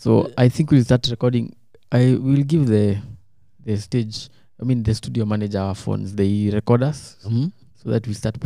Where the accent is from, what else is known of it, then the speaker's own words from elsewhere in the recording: Kenya; now in United States; I live and work in the US, but I am a Kenyan and I want to retire there.